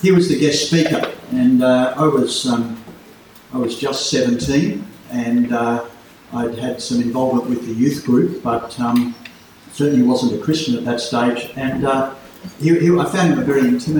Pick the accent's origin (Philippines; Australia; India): Australia; Port Macquarie, New South Wales; growing up in Port Macquarie